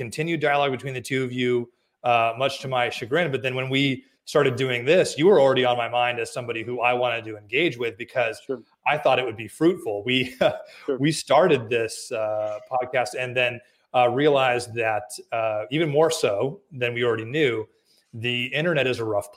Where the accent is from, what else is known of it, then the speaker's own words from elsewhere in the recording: California, United States; moved away as an adult; now in Texas, United States; I am from California